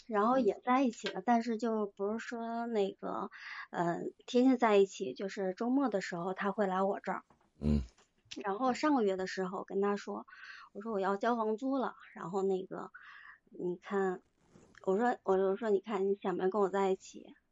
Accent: Northeast China, China; 我是东北人

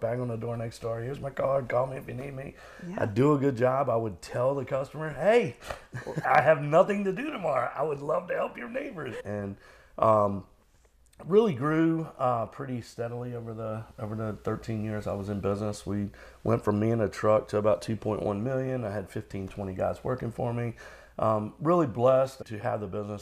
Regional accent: Norfolk, Virginia, United States; I grew up in Norfolk.

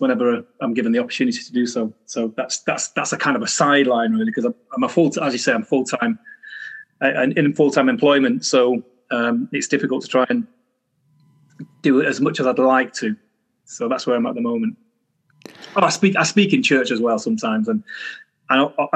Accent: Manchester, North West England, United Kingdom; I was born in Manchester, a place called Longsight originally, because that's where I spent my former years, 10 years.

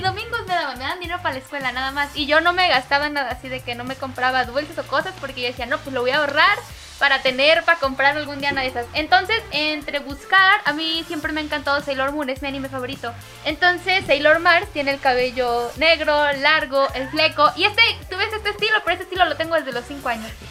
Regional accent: Mexico; soy cosplayer mexicana

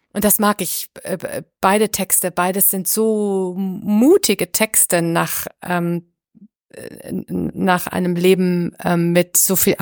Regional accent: Düsseldorf, North Rhine-Westphalia, Germany; moved away; ich komm aus Düsseldorf. Das ist meine alte, alte Heimat sozusagen, meine alte Gegend

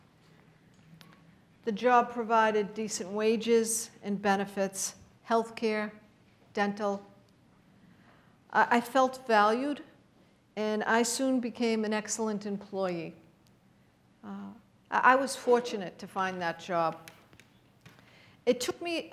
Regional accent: Boston, Massachusetts, United States; I grew up in South Boston, Massachusetts

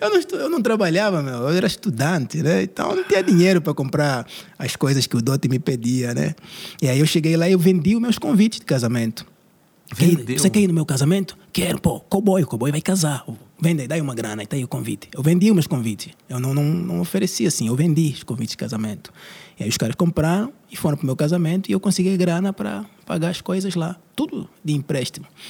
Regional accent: Angola; moved away as an adult; also born or lived in Brazil; vim do Brasil, mas eu sou originalmente de Angola

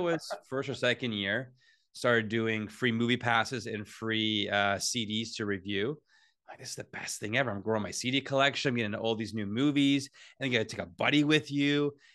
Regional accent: Whitby, Ontario, Canada; I'm from Whidbey. Uh, I love growing up in Whidbey

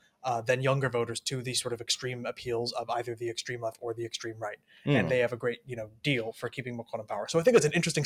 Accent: United States; we're both American

